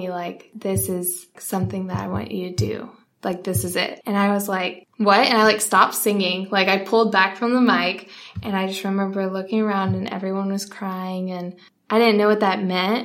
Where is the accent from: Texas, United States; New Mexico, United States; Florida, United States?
Florida, United States; Pensacola; moved away as an adult; also born or lived in North Carolina; now in Dallas, United States; So I grew up in Pensacola. I moved here when I was 5, though. I was actually born in North Carolina